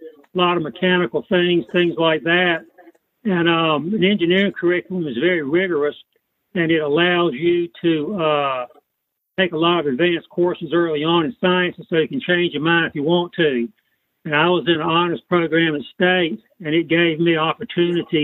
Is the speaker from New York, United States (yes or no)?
no; Wilmington, North Carolina, United States; also born or lived in New Bern, North Carolina / Winston-Salem, North Carolina; I'm originally from Wilmington, North Carolina.